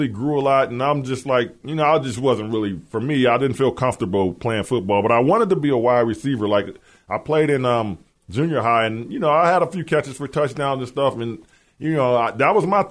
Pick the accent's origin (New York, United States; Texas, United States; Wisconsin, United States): Wisconsin, United States; Milwaukee; also born or lived in Flint, Michigan; I'm from Milwaukee